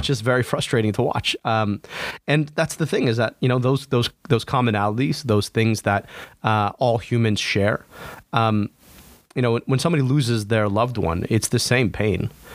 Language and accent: English; Oakland County, Michigan, United States; also born or lived in United Kingdom; born and raised in Oakland County